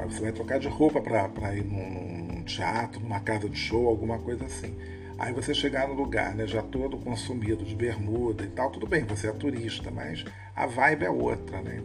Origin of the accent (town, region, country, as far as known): Rio de Janeiro, Brazil